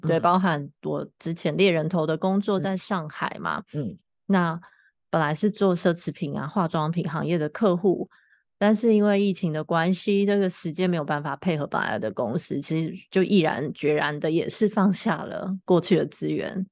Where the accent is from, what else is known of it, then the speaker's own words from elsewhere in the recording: Taiwan; moved away as an adult; also born or lived in Shanghai; 像我早期真的是从台湾搬回到，搬到上海去重新从零开始过生活，然后现在十年后又从上海搬回台湾